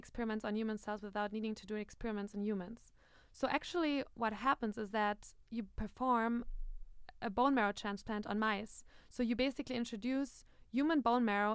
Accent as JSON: {"language": "English", "country": "Germany", "moved": "as an adult", "lives_now": "United States", "said": "I come from Germany"}